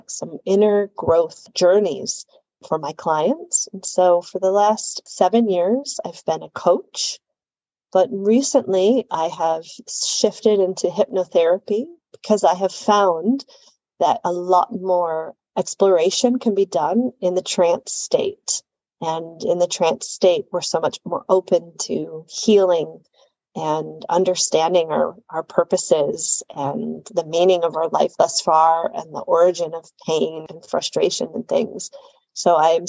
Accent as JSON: {"language": "English", "town": "Chicago", "region": "Illinois", "country": "United States", "said": "I'm originally from Chicago, Illinois, in the United States"}